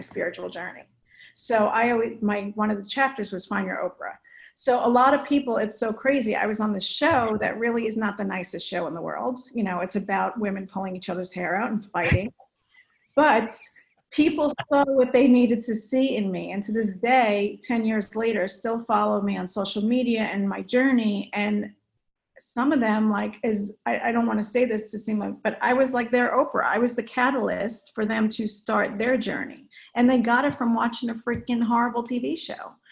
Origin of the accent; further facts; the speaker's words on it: New Jersey, United States; moved away as an adult; now in California, United States; I'm from North